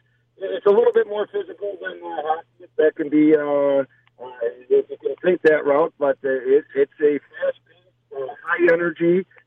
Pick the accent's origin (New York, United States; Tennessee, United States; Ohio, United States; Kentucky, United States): New York, United States; Rome; I'm from Rome.